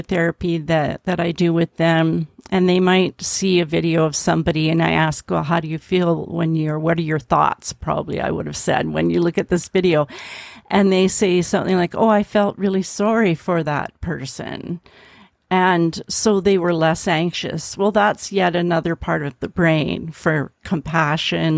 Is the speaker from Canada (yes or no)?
yes; Canada; I'm from Canada